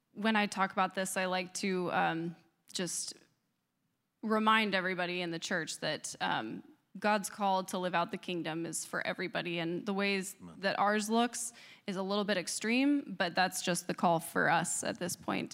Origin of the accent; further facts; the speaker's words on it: Northeast, United States; now in Charlottesville, United States; I grew up in the Northeast, so living in Charlottesville is now like being in the Deep South.